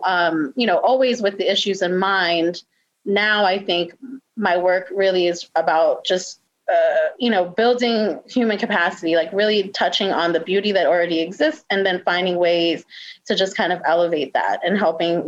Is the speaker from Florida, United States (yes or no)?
no; New York City, New York, United States; moved away as an adult; also born or lived in Richmond, Virginia / Washington, D.C.; now in Baltimore, United States; I'm originally from New York City, born and raised